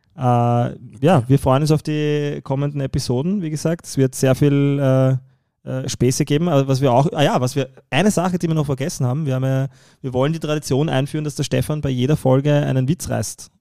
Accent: Vienna, Austria; ich bin im einundzwanzigsten Bezirk

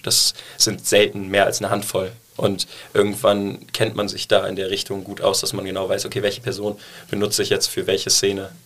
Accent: Cologne, North Rhine-Westphalia, Germany; also born or lived in New York; ich bin in Deutsch aufgewachsen

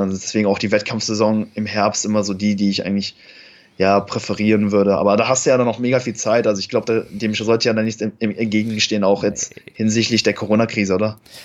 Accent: Cologne, North Rhine-Westphalia, Germany; ich komme aus Köln

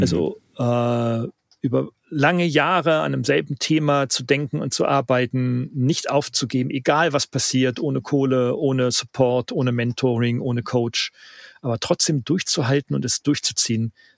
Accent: Northern Germany, Germany; ich bin ja Norddeutscher

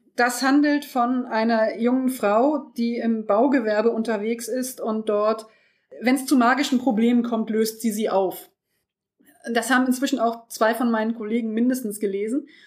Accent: home town where Gauss studied, Lower Saxony, Germany; wurde von Herrn Gauss entdeckt, der in meiner Heimatstadt studiert hat

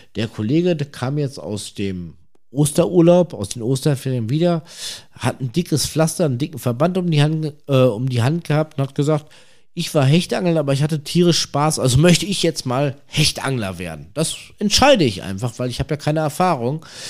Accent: North Rhine-Westphalia, Germany; aus der Region, woher ich komme, ich komme aus NRW

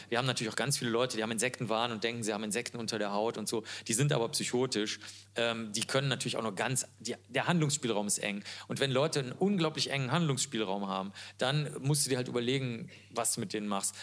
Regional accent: Cologne, North Rhine-Westphalia, Germany; Ich komme ja aus Köln

